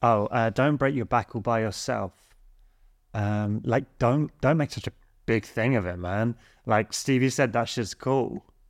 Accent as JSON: {"language": "English", "area": "Sussex", "region": "South East England", "country": "United Kingdom", "said": "coming from Sussex, rural middle"}